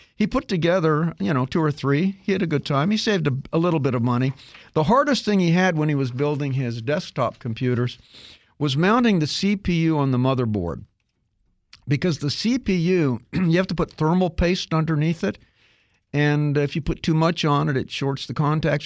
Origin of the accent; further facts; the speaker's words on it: Kansas, United States; I grew up in Kansas